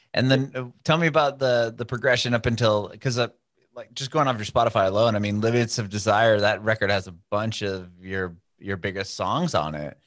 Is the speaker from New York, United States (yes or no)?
no; San Diego, California, United States; moved away; I'm from San Diego originally